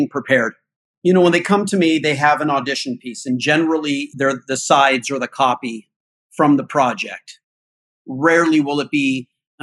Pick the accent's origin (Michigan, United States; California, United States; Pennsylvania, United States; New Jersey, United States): California, United States; Altadena; I grew up in Altadena, which is just above Pasadena, California